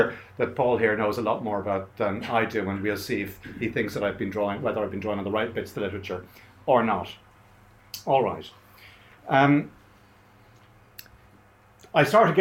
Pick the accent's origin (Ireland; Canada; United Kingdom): Ireland; As an Irish Catholic